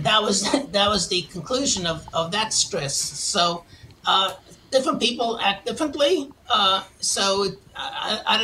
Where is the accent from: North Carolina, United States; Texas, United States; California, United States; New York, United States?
New York, United States; New York City; moved away as an adult; if you can't tell from my accent, I'm from originally from Queens, New York